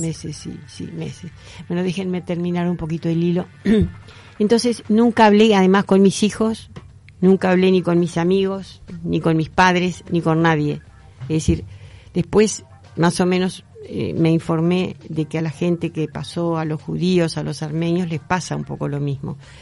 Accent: Santa Lucía, Canelones, Uruguay; Yo soy de Santa Lucía

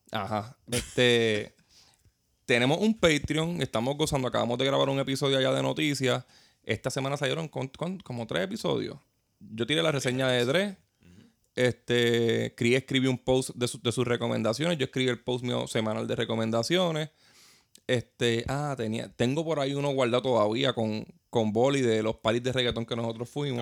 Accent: Puerto Rico; nosotros como puertorriqueños

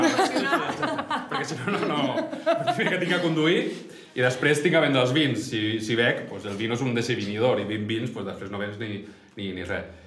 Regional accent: Barcelona, Catalonia, Spain; sóc, sot de Barna

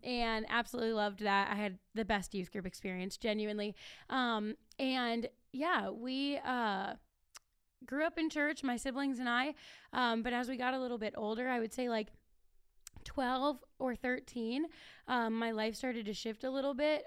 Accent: Akron, Ohio, United States; moved away; I'm originally from Akron

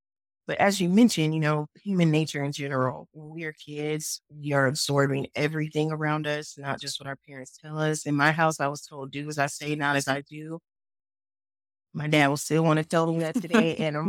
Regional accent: Oakland, California, United States; also born or lived in Mexico; and then later moved to Mexico. So I've been, you know, moving around all my life, really. But yeah, I'm from Oakland.

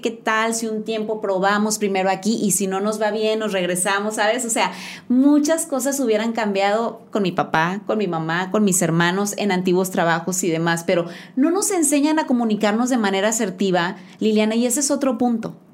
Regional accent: Mexico; como buenos mexicanos

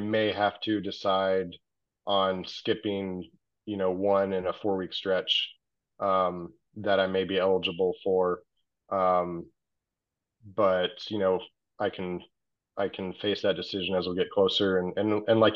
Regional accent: La Quinta, California, United States; I spent middle school and high school in La Quinta

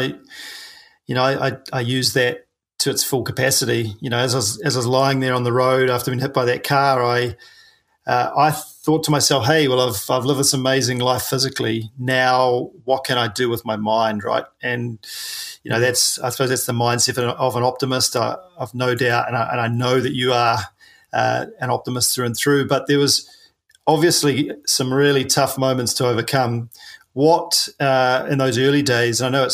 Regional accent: New Zealand; I'm a paraplegic from New Zealand

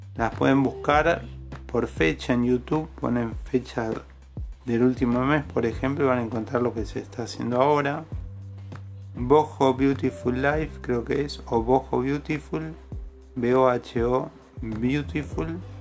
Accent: Argentina; Acá somos Argentina.

